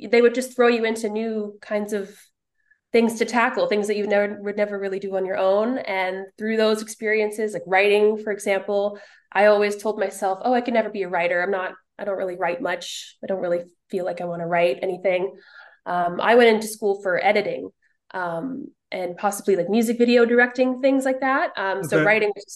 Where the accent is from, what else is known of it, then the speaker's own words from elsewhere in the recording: Winnipeg, Manitoba, Canada; moved away as an adult; now in Toronto, Canada; I'm actually from Winnipeg